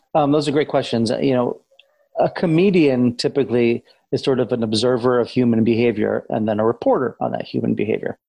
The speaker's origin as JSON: {"language": "English", "town": "Amherst", "region": "Massachusetts", "country": "United States", "tie": "born or raised there", "said": "I grew up in New England, Massachusetts, uh, in a town called Amherst, Mass"}